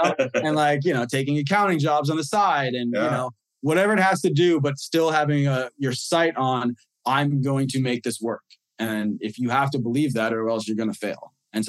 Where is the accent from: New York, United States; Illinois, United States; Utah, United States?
New York, United States; We're in, you know, hopefully a couple different countries. You know, we're in my home state of New York, finally.